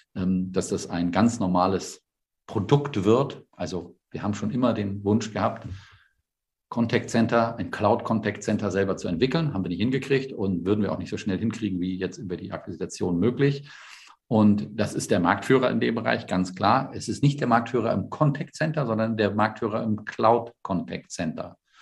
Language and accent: German; the North, Northern Germany, Germany; ich komme aus dem Norden